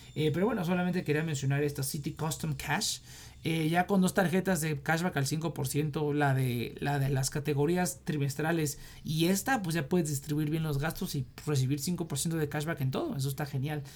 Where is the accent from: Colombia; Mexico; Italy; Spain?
Mexico; como mexicano